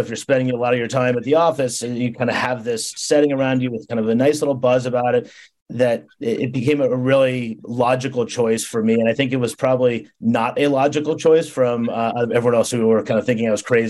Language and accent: English; New York City, New York, United States; I come from New York City where you have, you know, tower, you know, very tall towers.